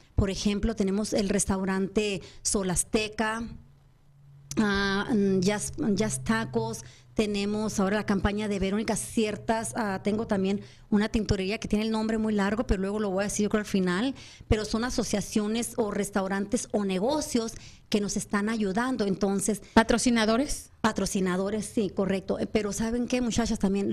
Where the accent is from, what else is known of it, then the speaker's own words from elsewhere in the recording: Agua Prieta, Sonora, Mexico; moved away; Yo soy de Agua Prieta, yo nací en Agua Prieta, pero la primera oportunidad que se me da es regresar a Agua Prieta